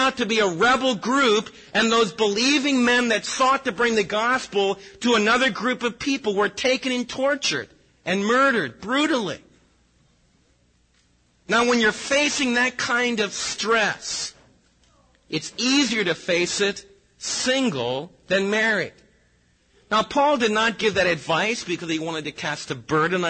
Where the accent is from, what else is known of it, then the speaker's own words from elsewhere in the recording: United States; we as American believers